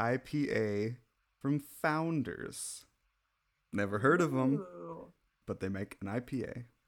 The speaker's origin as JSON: {"language": "English", "region": "Midwest", "country": "United States", "said": "I'm from the Midwest and that's how we do it."}